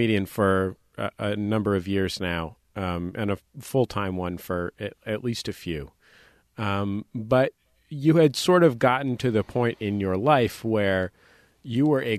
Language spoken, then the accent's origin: English; San Francisco, California, United States; moved away; where I grew up in the Mission in San Francisco.